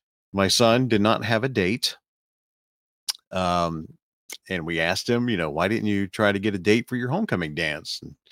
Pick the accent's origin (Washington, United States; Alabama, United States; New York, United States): Alabama, United States; South; It's the spitting image of the flat farmland that's in where I grew up in South Alabama